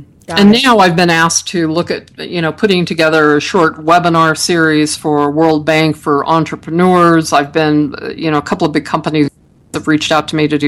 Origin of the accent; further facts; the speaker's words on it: Utah, United States; they said I was from the Midwest. I kept telling them that Utah's in the West.